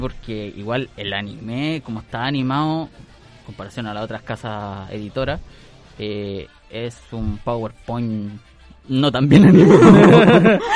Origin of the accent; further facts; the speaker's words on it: Chile; Yo soy el mismísimo chino chileno, el que andaba con la bandana ahí en el colegio